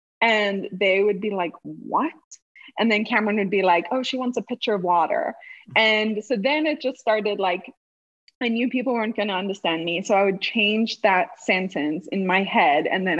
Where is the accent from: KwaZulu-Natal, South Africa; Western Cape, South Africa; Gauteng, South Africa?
Western Cape, South Africa; Cape Town; I was like, I'm from here. I'm from Cape Town. Don't you dare ask me where I'm from.